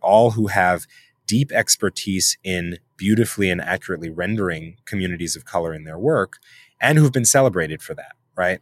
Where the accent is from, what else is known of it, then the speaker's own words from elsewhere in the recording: New York City, New York, United States; I'm born and raised in New York City